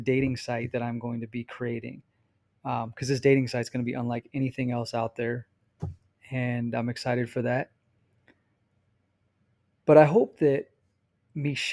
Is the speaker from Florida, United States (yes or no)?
no; Arizona, United States; moved away as an adult; also born or lived in California; now in Utah, United States; Arizona, even though it's my home state